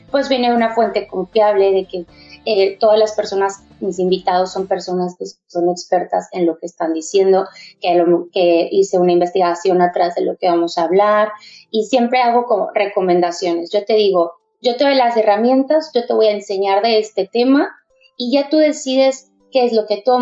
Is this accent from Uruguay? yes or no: no; Mexico; moved away as an adult; also born or lived in Barcelona, Spain; now in New Zealand; em, yo soy de México, estoy aquí en Nueva Zelanda recién llegada, llegué hace dos meses, em, vengo de Barcelona y allá estuve viviendo cuatro años